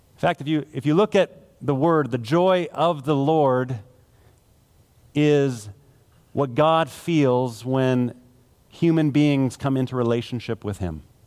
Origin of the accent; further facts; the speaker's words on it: Manitoba, Canada; now in Alberta, Canada; I grew up in Manitoba